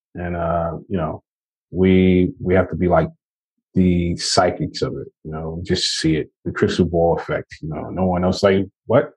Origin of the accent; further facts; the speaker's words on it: New York, United States; I'm from New York, Brooklyn, New York